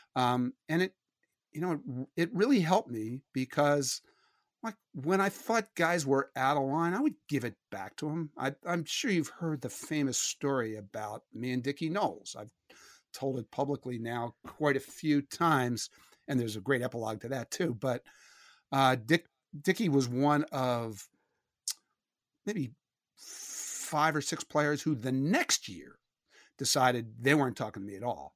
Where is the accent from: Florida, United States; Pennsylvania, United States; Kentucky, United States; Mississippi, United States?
Pennsylvania, United States; Philadelphia; growing up in Philadelphia